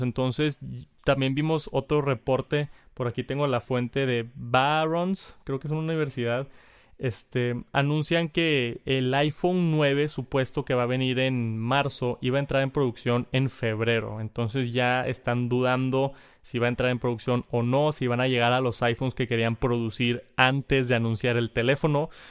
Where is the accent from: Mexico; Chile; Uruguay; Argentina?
Mexico; Monterrey, Nuevo León; Monterrey, aquí de mi ciudad